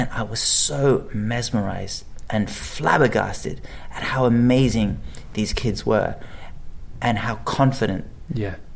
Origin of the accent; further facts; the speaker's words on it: Hong Kong; first language English; moved away; also born or lived in Colchester, England; I did spend a bit of time here in the UK, and obviously my dad's English, but I grew up in Hong Kong for the most part